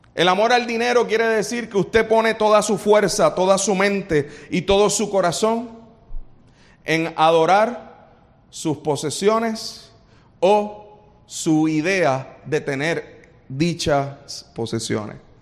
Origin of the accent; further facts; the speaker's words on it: Puerto Rico; los boricuas somos así